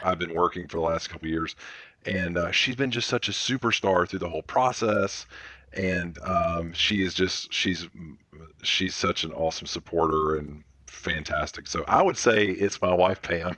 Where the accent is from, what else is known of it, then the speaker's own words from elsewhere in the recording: Birmingham, Alabama, United States; we're from Birmingham's where the company started